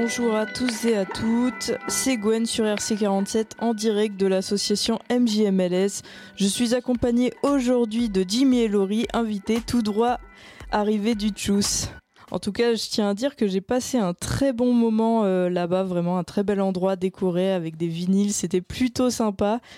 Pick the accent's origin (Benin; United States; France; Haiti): France; Caen, Normandy; moved away; je viens de Caen